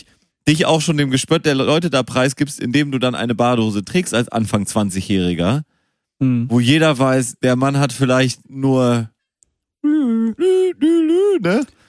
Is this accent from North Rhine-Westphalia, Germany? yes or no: yes; Münster, North Rhine-Westphalia, Germany; now in Hamburg, Germany; ich komme gebürtig aus Münster